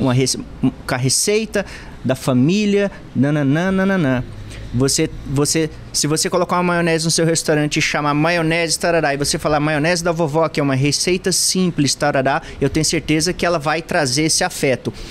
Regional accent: Rondônia, Brazil; moved away; desde que morava em Rondônia

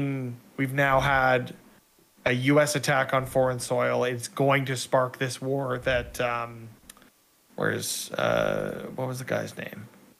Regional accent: Canada; I'm also Canadian

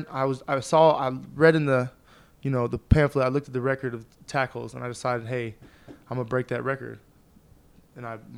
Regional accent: Fresno, California, United States; I'm from Fresno, California, man. You put your finger in the middle of California

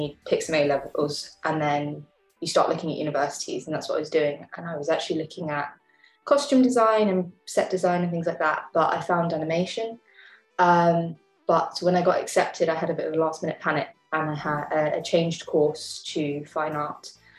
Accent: London, United Kingdom; also born or lived in Sheffield; I grew up in East London.

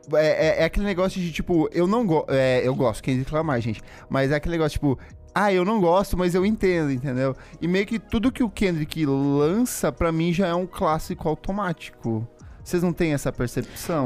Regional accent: Paraná, Brazil; eu sou do Paraná

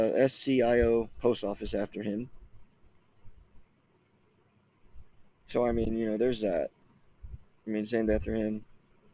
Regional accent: Oklahoma, United States; I'm from Oklahoma, I live in Broken Arrow.

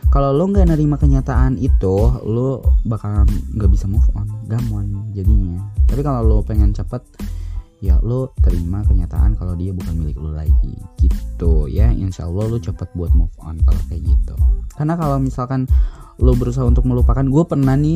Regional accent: West Java, Indonesia; gue bukan orang Korea gitu aku mau orang Sunda jadi nggak ngerti bahasa Korea

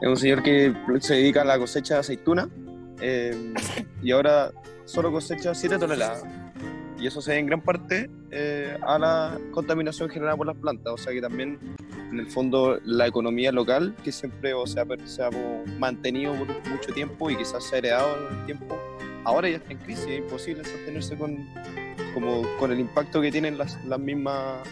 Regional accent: Santiago, Santiago Metropolitan Region, Chile; los tres somos santiaguinos

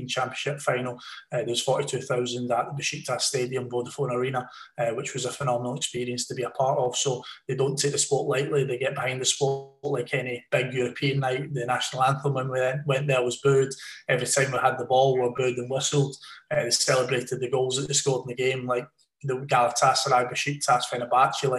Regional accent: Scotland, United Kingdom; moved away; also born or lived in Lancashire; as a Scotsman

